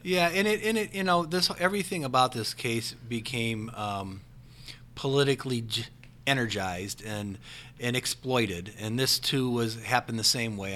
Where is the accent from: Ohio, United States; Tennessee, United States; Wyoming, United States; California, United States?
Ohio, United States; Parma; I grew up in Parma and I'm still in that area